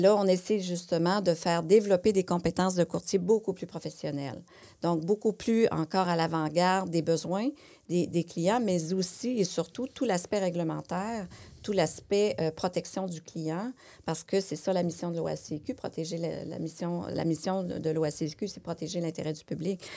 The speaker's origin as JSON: {"language": "French", "region": "Quebec", "country": "Canada", "said": "chez nous, au Québec ou ailleurs, au Canada"}